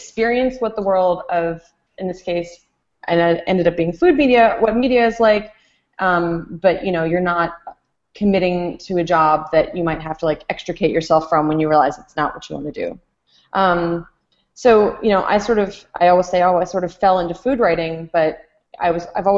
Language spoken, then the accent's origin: English; Connecticut, United States; my home state of Connecticut. So for a nutmegger, for someone from Connecticut